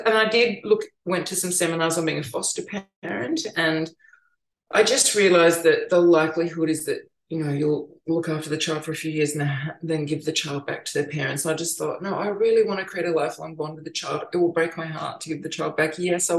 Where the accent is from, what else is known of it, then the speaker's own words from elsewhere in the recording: Melbourne, Victoria, Australia; now in New South Wales, Australia; I'm from Melbourne